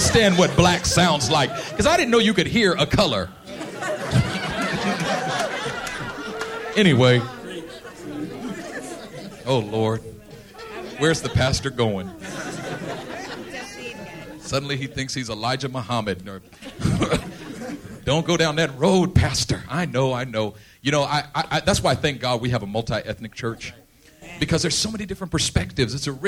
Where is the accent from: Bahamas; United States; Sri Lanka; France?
United States; Oakland, California; I grew up in East Oakland.